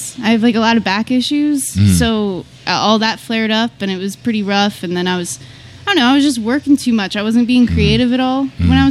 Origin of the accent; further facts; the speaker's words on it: Philadelphia, Pennsylvania, United States; I'm from Fox Chase.